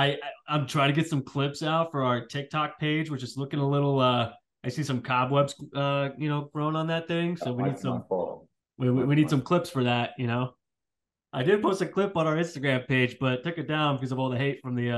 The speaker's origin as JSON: {"language": "English", "region": "California", "country": "United States", "moved": "yes", "lives_now": "Virginia, United States", "said": "being Californian, I'm used to the heat. I'm used to the sun."}